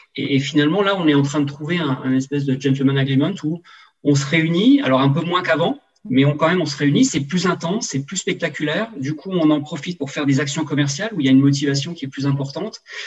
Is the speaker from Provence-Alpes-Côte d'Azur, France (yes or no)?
no; Alsace, Grand Est, France; moved away as an adult; also born or lived in western France; je suis revenu dans ma région natale qui est l'Alsace